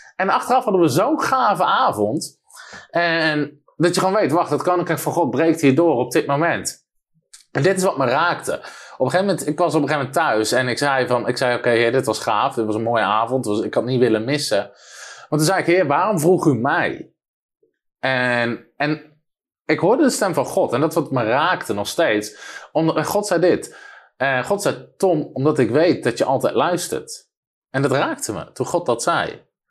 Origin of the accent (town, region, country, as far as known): Netherlands